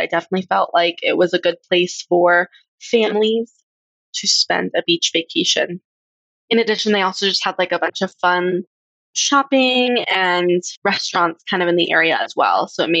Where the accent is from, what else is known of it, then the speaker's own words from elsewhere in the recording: Colorado, United States; I'm actually from Colorado, so I am landlocked